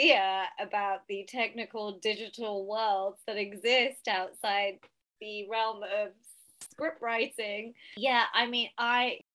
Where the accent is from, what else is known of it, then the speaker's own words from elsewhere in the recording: Southall, London, United Kingdom; I come from Southall and we are so community sort of minded